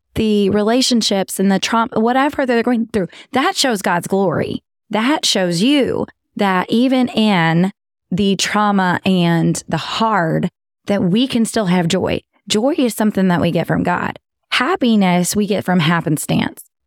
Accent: Texas, United States; accent: southern; I'm from Texas.

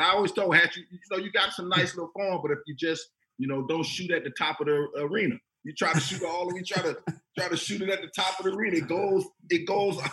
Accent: Florida, United States; I'm from Florida, bro. It's hot as ah. heck out there.

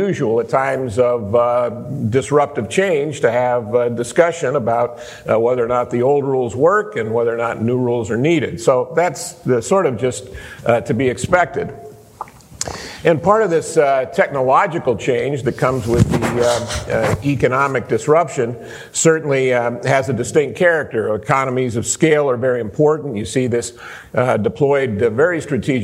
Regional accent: Los Angeles, California, United States; I'm from Los Angeles

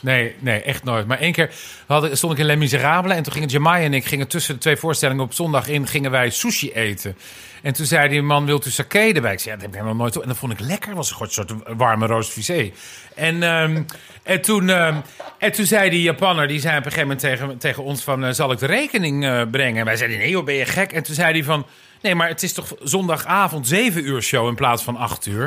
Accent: Dirksland, South Holland, Netherlands; moved away; Ik kom van de Zuid-Hollandse eilanden eigenlijk.

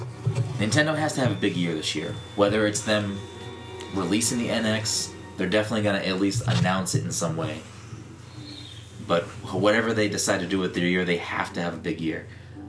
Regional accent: Ireland; I'm a potato. But that's mainly because I'm Irish.

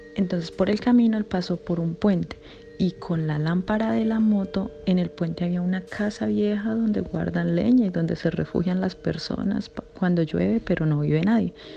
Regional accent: Colombia; En Colombia se cree, o lo que yo siempre he escuchado en, mi pueblo donde yo soy

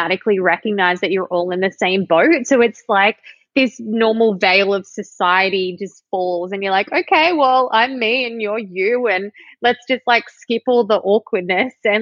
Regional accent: Sydney, New South Wales, Australia; moved away as an adult; also born or lived in Drummoyne, Sydney / Toronto, Canada; now in Vancouver, Canada; I grew up in the Northern Beaches

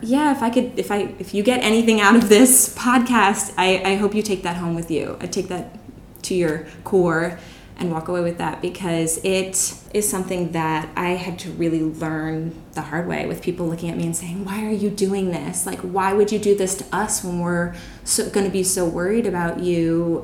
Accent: Bucks County, Pennsylvania, United States; moved away as an adult; now in Chiang Mai, Thailand; i'm from bucks county pennsylvania it's a, about an hour outside of philadelphia

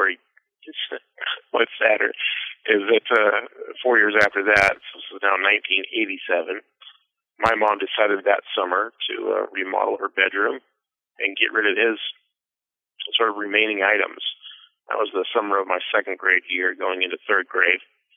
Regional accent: Seattle, Washington, United States; I was born in Seattle, Washington, back in 1979

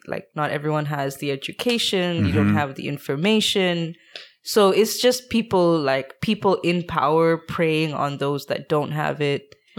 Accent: India; moved away; I come from India

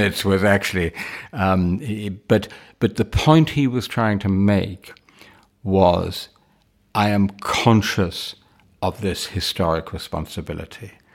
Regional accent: London, United Kingdom; My family is entirely British. I was born in Wimbledon.

